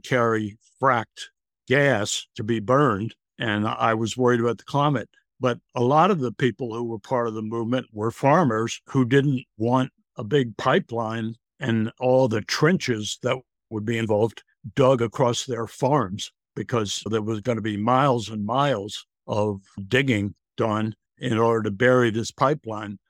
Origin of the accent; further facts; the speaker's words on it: Virginia, United States; now in England, United Kingdom; I grew up in Virginia. I live in England now